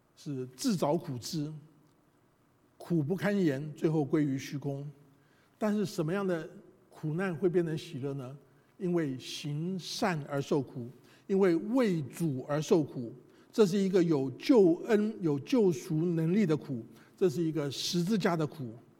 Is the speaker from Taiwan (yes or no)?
yes; Taiwan; moved away; 我们这一代从台湾来的人